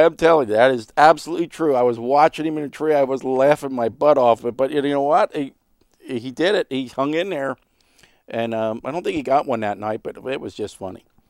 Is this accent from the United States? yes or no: yes; Stouchsburg, Pennsylvania, United States; I was born and raised in Stoutsburg, which is a little town between, you know, Womelsdorf and Myerstown